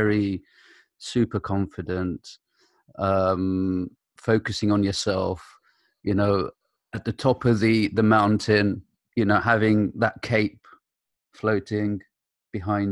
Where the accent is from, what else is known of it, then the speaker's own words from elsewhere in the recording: United Kingdom; also born or lived in Iraq; I came to the UK at the age of 4